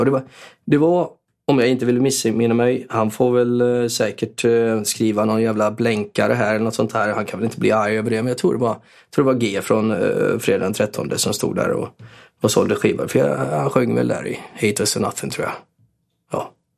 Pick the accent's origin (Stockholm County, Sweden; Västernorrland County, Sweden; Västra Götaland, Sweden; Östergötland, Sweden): Västra Götaland, Sweden; Borås; Jag är född på Norrby, men inte uppväxt på Norrby, tyvärr. Jag hade gärna varit uppväxt på Norrby. Jag var till viss del uppväxt på Norrby och till viss del, ehm, avskärmad från Norrby för, eh, morsan bodde på Sjöbo